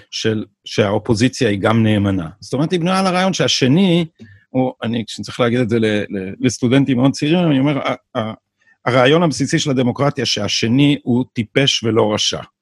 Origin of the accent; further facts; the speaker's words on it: Jerusalem, Jerusalem District, Israel; born there; אני, אני ירושלמי לידה, כאילו